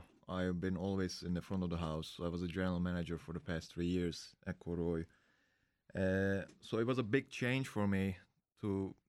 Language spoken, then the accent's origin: English; Istanbul, Turkey; now in United States; I'm from Istanbul.